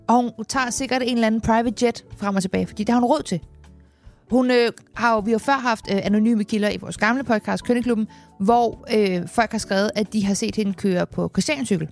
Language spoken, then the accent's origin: Danish; Copenhagen, Capital Region of Denmark, Denmark; Jeg er otteogtyve år, men jeg er fra København